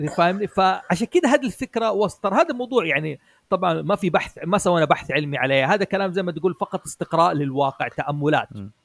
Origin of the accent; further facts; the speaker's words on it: Saudi Arabia; نحن كان عندنا في السعوديه